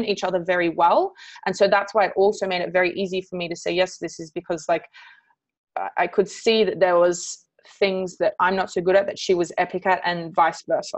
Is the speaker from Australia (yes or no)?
yes; Canberra, Australian Capital Territory, Australia; I'm from Canberra